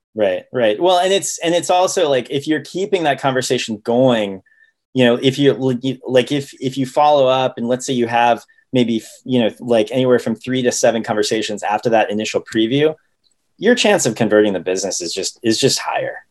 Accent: Ohio, United States; also born or lived in Oregon; now in Seattle, United States; I grew up in Ohio and I went to college in Oregon

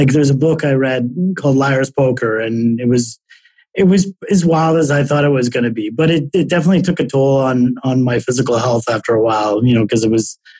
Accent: Toronto, Ontario, Canada; moved away as an adult; also born or lived in Chicago / New York; I'm originally from Toronto

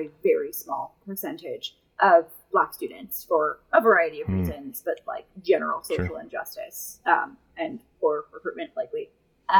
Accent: New York, United States; I'm from New York.

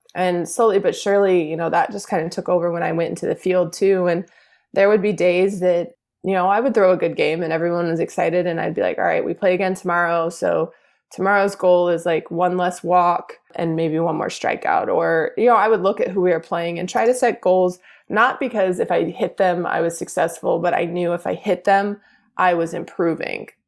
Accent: Houston, Texas, United States; I born and raised in Houston

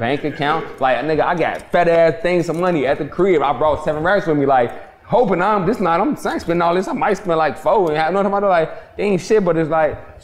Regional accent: Chicago, Illinois, United States; I'm from Chirac

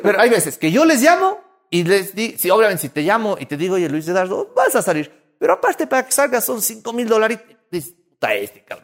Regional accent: Cuenca, Azuay, Ecuador

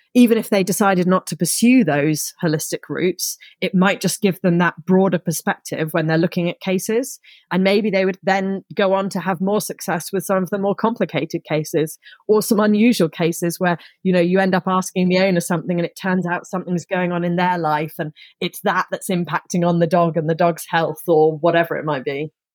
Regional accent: Somerset, South West England, United Kingdom; also born or lived in Surrey; I grew up in Somerset, which is in the southwest of England

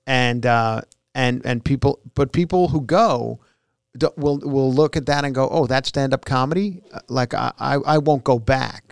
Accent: New York, United States; moved away; also born or lived in Long Island; I grew up in New York

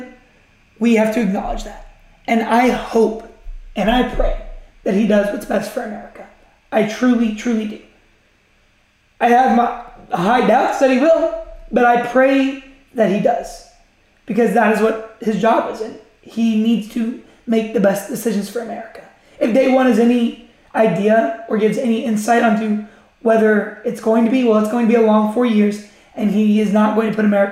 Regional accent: United States; I'm an American.

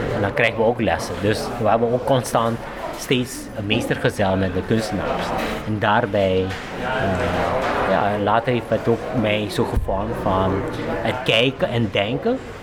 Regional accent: Suriname; also born or lived in Curaçao; now in Netherlands; ik ben geboren in Suriname, maar ik ben eigenlijk 80% opgegroeid met de lokale mensen. Maar 20% is met mijn ouders. Ik ben laat verhuisd op Curaçao

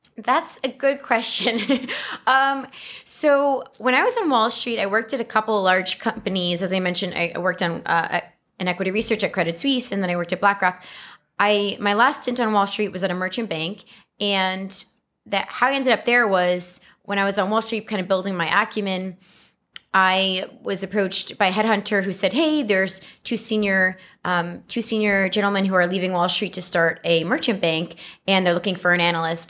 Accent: New York City, New York, United States; I was born and raised in the Bronx

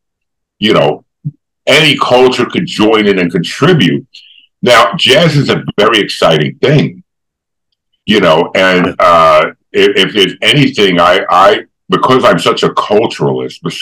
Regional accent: New York, United States; I grew up in New York

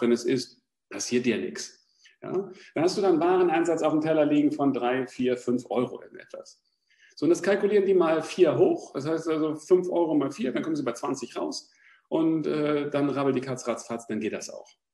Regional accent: Germany; jetzt komme ich aus der Nähe von Hamburg

